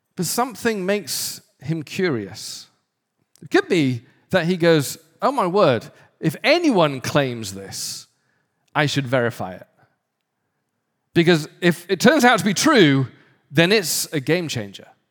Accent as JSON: {"language": "English", "region": "the north of England", "country": "United Kingdom", "moved": "yes", "said": "somewhere in the north of England"}